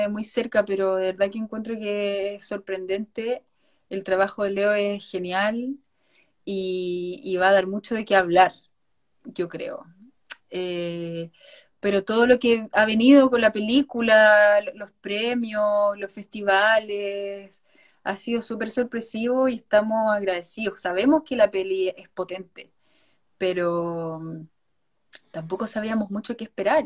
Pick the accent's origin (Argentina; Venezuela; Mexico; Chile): Chile; now in Spain; todos los intérpretes somos chilenos